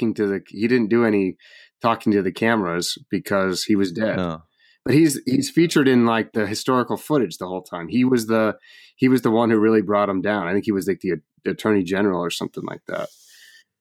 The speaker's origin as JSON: {"language": "English", "region": "Oregon", "country": "United States", "tie": "born or raised there", "said": "I could introduce you to 10 different couples like that that I grew up with in Oregon"}